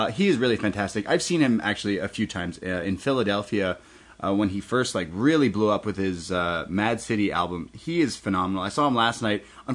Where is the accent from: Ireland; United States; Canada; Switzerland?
Canada; I'm a Canadian citizen. I was born here